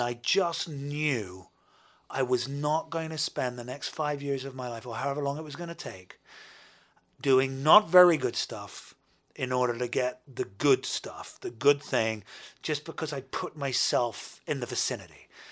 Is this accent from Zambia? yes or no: no; United Kingdom; as a Brit